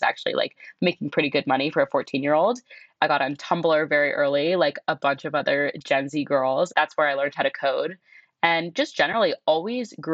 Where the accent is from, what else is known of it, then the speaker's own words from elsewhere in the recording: Southern California, United States; also born or lived in Connecticut; I'm from Southern California, but really was born and for like the first decade of my life grew up in Connecticut